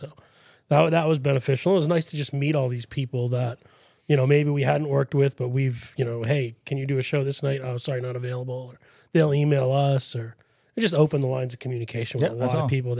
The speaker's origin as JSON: {"language": "English", "town": "Worcester", "region": "Massachusetts", "country": "United States", "said": "I was from Worcester."}